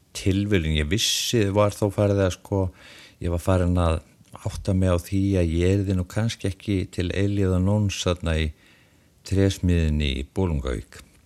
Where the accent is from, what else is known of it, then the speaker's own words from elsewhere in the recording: Iceland; moved away; ég er utan að landi